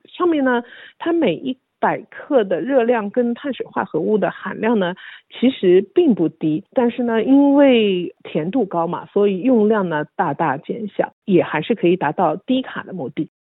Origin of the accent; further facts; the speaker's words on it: Shanghai, China; now in Australia; 我是上海人，所以呢，我们通常把白糖就称为白砂糖